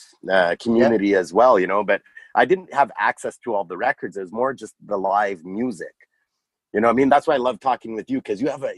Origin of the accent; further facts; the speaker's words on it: on the Quebec border, Ontario, Canada; I grew up in Ontario, but right on the border of Quebec and Ontario